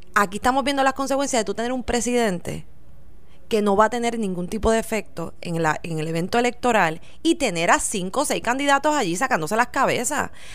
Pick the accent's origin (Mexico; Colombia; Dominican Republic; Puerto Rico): Puerto Rico; para nosotros como puertorriqueños